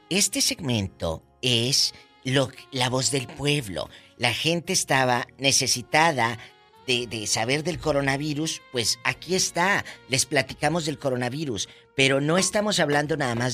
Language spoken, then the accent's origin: Spanish; Guadalajara, Jalisco, Mexico; somos de Guadalajara, Jalisco.